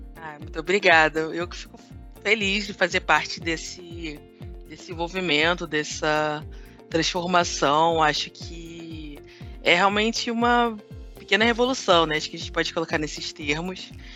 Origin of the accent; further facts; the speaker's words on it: Rio de Janeiro, Brazil; eu sou carioca, filha de nordestinos